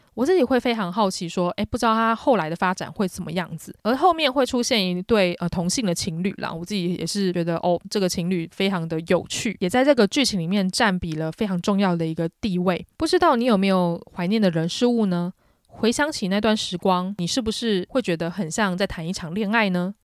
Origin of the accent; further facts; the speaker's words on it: Taiwan; 我作为一个台湾人